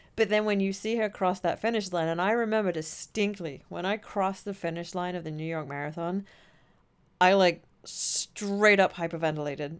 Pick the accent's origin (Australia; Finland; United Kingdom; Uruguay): United Kingdom; England; moved away as an adult; now in United States; coming from Europe, and I certainly, I'm from England